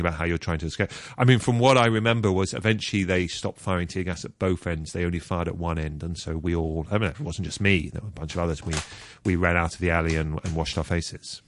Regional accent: London, United Kingdom; moved away as an adult; also born or lived in Hong Kong; I grew up in Br, in, in Britain, uh, mostly in London

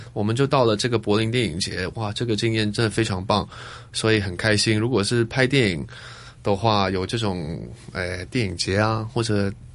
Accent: Hong Kong; moved away as an adult; 我小时候，我是在香港出生的，嗯。而，然后我爸爸是英国人嘛，呃，我长大的那个地方呢，是一个小村子

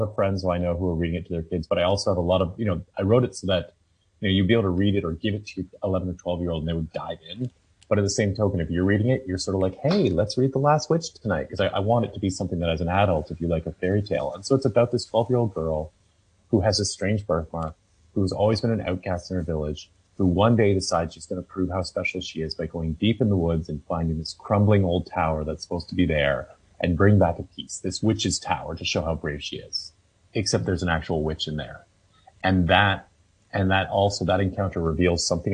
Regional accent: Toronto, Ontario, Canada; I'm from Toronto, and we have the Stratford Festival

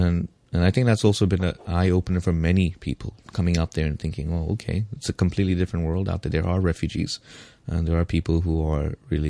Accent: India; English is a second language; I come from India where, you know, yes, we think it's a poor country or whatever, but it's not as bad as coming from a war-torn country.

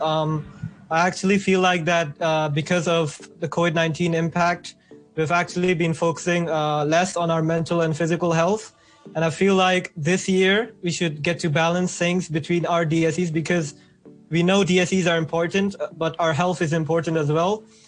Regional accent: Philippines; now in Hong Kong; I'm also from the Philippines

